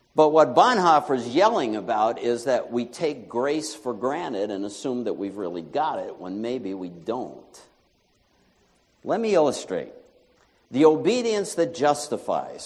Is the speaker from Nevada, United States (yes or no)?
no; New York, United States; moved away as an adult; my home state of New York